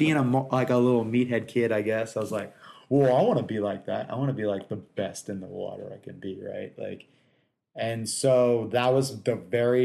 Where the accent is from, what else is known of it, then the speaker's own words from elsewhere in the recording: Anaheim, California, United States; I was born in Anaheim, California, in 1978